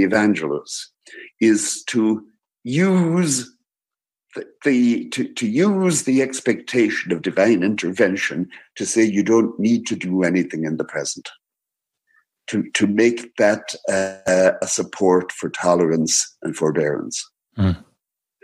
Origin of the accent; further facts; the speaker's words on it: Ireland; I am Irish.